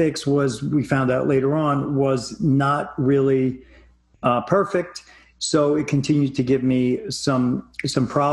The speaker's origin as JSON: {"language": "English", "region": "New York", "country": "United States", "tie": "born or raised there", "moved": "yes", "said": "moving out of my my home state of New York"}